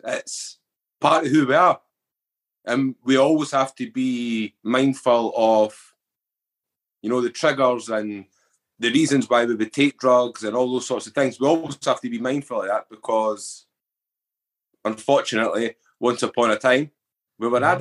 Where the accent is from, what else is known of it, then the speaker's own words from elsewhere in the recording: Edinburgh, Scotland, United Kingdom; I was brought up in the East Coast, Edinburgh